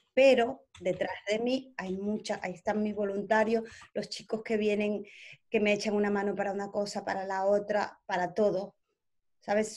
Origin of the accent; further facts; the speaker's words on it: Ecuador; first language Spanish; also born or lived in Spain; now in England, United Kingdom; vengo de Ecuador, que hablamos el mismo idioma, a España